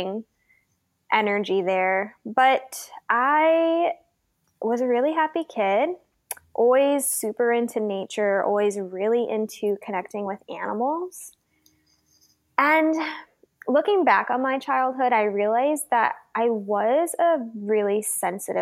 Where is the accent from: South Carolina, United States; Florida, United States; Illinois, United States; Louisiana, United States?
Illinois, United States; Downers Grove; I grew up in Downers Grove, Illinois, a sort of little middle class Midwestern town where everyone knows everyone